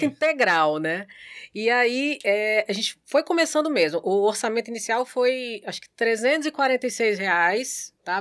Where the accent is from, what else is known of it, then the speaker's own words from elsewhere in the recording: Santos, São Paulo, Brazil; now in Natal, Brazil; Eu nasci em Santos, São Paulo